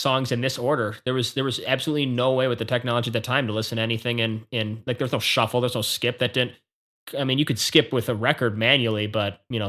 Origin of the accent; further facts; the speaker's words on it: Chicago, Illinois, United States; we're from Chicago, and I grew up a Bulls fan